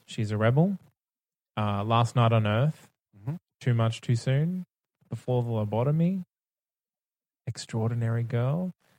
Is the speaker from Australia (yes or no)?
yes; Australia; I guess as Australian